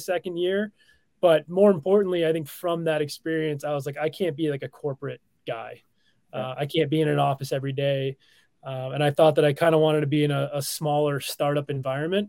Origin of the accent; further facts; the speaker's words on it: Wallingford, Connecticut, United States; now in Michigan, United States; grew up in Wallingford, Connecticut